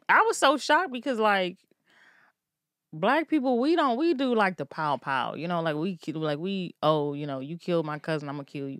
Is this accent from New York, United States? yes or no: no; Maryland, United States; I'm from Maryland